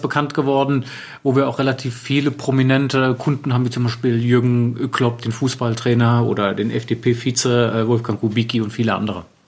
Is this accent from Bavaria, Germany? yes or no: no; Wiesbaden, Hesse, Germany; also born or lived in Paris, France; Aufgewachsen bin ich in Wiesbaden, bin auch dort zur Schule gegangen